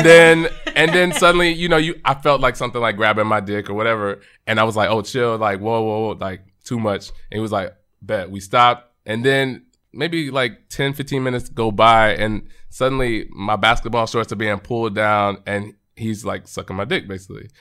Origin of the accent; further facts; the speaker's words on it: Arlington, Texas, United States; we grew up in Arlington, Texas, so right outside of Dallas